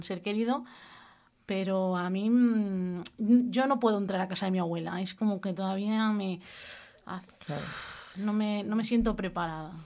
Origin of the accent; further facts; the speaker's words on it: Cubelles, Catalonia, Spain; also born or lived in Badalona; vine al pueblo con 10 añitos, cosas así, que mis padres se mudaron a Cubellas